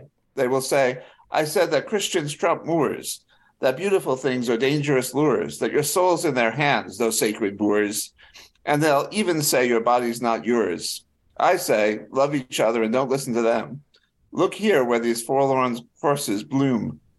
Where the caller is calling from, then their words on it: Maryland, United States; In Marys County, Maryland.